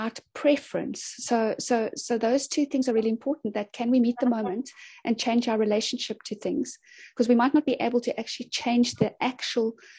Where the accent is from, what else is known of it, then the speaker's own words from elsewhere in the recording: Cape Town, Western Cape, South Africa; I'm from Cape Town in Sea Point